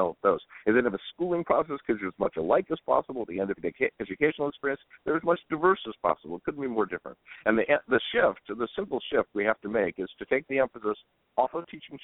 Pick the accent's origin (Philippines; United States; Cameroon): United States; Southern California; now in Hana, United States; I grew up in Southern California, and moving here to Hana